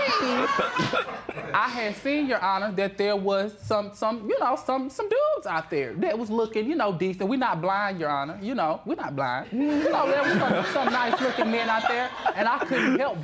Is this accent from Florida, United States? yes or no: yes; Florida, United States; now in Dallas, United States; I'm from Florida